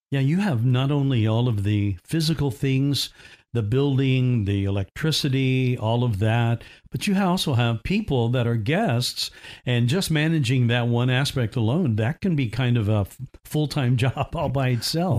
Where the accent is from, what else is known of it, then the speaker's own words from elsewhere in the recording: Indiana, United States; I grew up in Indiana